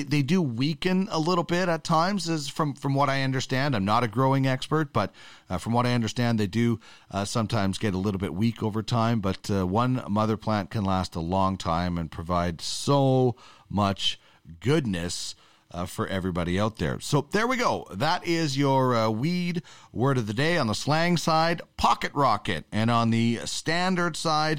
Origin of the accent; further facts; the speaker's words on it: Canada; as a Canadian